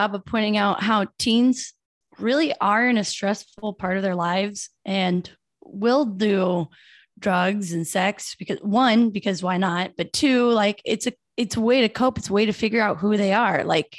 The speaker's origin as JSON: {"language": "English", "region": "Iowa", "country": "United States", "moved": "yes", "said": "I'm from Iowa during like the meth epidemic."}